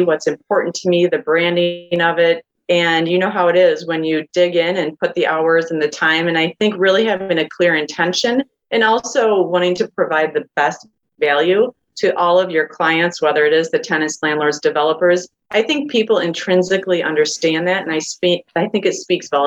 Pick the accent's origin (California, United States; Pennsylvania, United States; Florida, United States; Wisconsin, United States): Wisconsin, United States; Madison; I actually am born and raised in the Madison area. So I've been here over 40 years